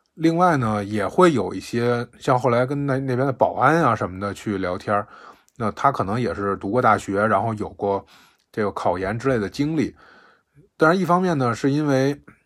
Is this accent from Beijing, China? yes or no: yes; Beijing, China; 我是北京的